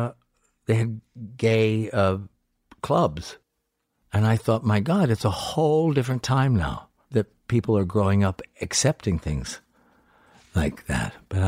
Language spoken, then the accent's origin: English; Salisbury, Maryland, United States; I grew up in Salisbury, Maryland. It's a very flat and bigoted part of the town.